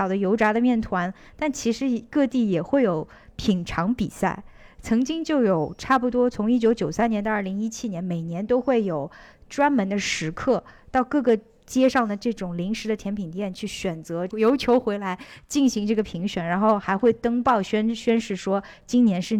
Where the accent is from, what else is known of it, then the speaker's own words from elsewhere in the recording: Netherlands; 我是来自于荷兰的